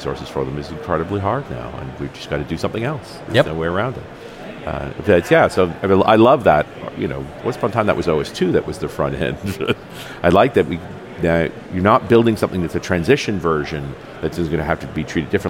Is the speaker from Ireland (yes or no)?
no; Canada; being a Canadian